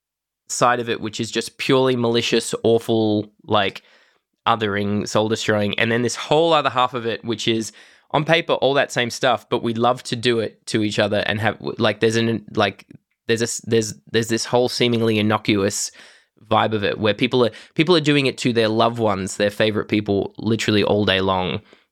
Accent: Broken Hill, New South Wales, Australia; this used to be a feature of my everyday life as a teen growing up in Broken Hill.

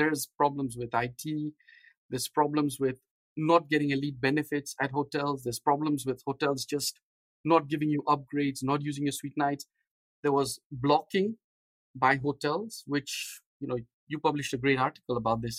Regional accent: Nairobi, Kenya; also born or lived in India / London; now in San Diego, United States; So we were very little when we moved from India to Africa. I grew up in Nairobi, Kenya.

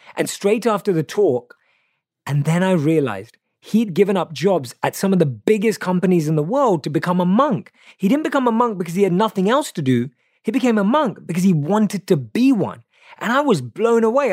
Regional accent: London, United Kingdom; I was born and raised in London, obviously you can tell by my accent

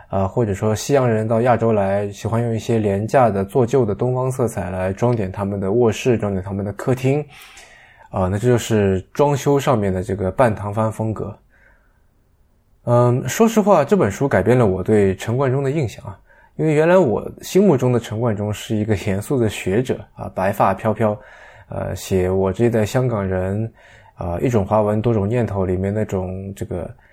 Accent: China; 作为一个大陆人

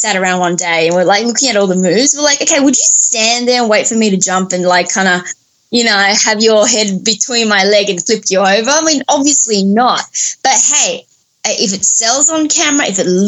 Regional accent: Sydney, New South Wales, Australia; growing up in Australia, I got, let's just say, bullied and beaten up in school

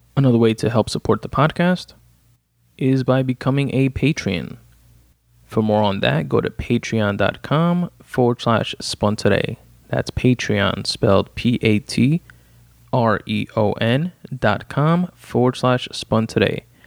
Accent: New York City, New York, United States; 111th Street, the street that I grew up on in Richmond Hill, Queens, New York

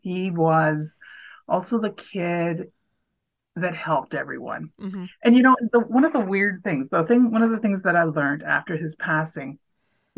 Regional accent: Canada; also born or lived in Waterloo, Ontario; So I'm Canadian

